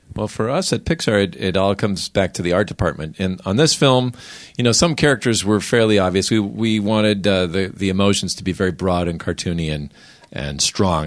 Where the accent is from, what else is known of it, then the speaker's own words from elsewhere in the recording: Minnesota, United States; I grew up in Minnesota where the idea was you don't want to argue with people.